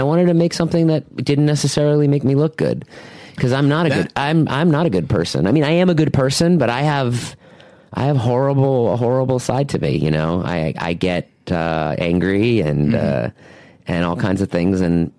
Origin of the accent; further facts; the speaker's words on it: Boston, Massachusetts, United States; Boston area? Yeah.